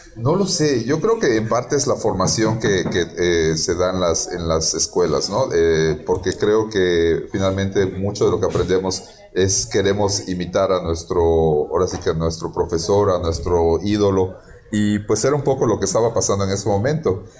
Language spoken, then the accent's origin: Spanish; Yucatán, Mexico; nosotros como eh, yucatecos o como eh, trabajando aquí en Yucatán